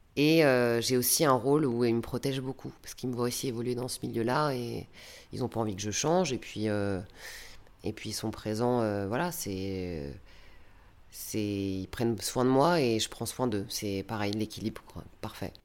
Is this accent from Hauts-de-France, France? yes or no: yes; Valenciennes, Hauts-de-France, France; moved away as an adult; also born or lived in Lille; now in Paris, France; j'ai quitté Valenciennes très tôt, à l'âge de 19 ans. Et c'est vrai que je le regrette un peu, je suis partie trop tôt de chez mes parents.